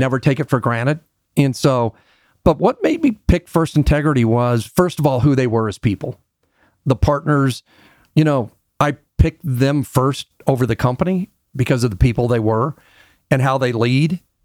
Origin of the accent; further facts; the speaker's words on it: Denver, Colorado, United States; I'm a Denver native. Very few of us around anymore. And I had a real unique experience to grow up, um, in Denver